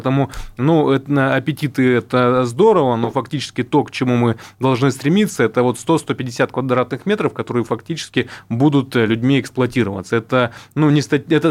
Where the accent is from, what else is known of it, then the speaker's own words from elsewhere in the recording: Irkutsk Oblast, Russia; ну, я сам из субъекта, я из Иркутской области.